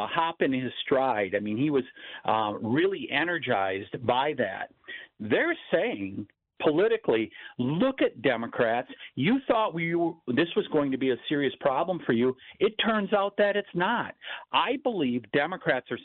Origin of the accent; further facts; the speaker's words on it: Wisconsin, United States; my home state of Wisconsin